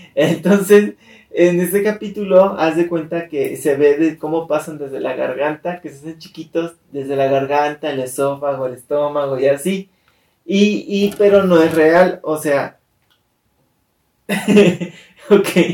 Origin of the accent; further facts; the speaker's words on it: Mexico; mis primos, todos como buena familia mexicana, casi todos vivíamos juntos